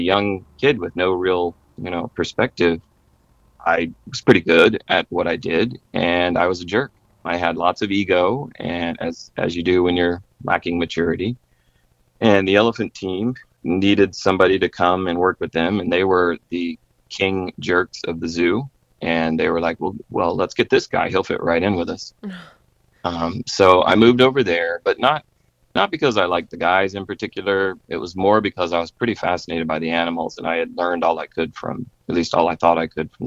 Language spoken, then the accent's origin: English; South Carolina, United States; I grew up in South Carolina